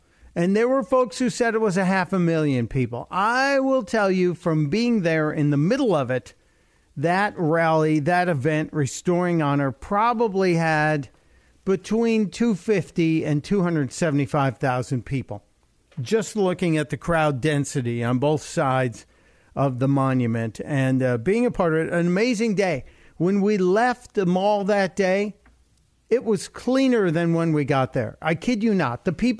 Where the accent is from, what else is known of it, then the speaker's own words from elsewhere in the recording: Chicago, Illinois, United States; I was a very young boy at the time, and we watched it as a family growing up in Chicago.